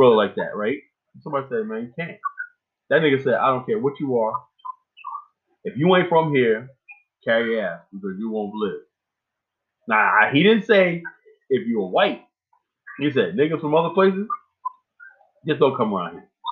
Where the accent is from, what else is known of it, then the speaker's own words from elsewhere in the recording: Miami, Florida, United States; now in Richmond, United States; I'm from Overtown